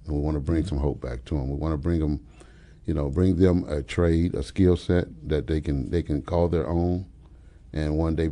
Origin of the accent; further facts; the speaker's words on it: Urbana, Illinois, United States; also born or lived in Champaign; born and raised here in Champaign, Urbana. I was born in Urbana